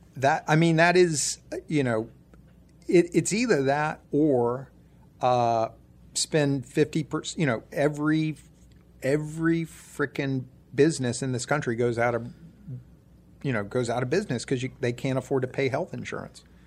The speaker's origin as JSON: {"language": "English", "region": "Ohio", "country": "United States", "tie": "born or raised there", "said": "I grew up in Ohio"}